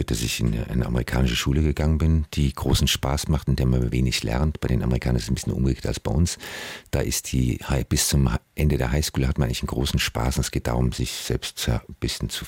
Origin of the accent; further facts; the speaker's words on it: Frankfurt, Hesse, Germany; born there; ich bin in Frankfurt geboren. Das ist nicht unbedingt eine äh, Strandstadt.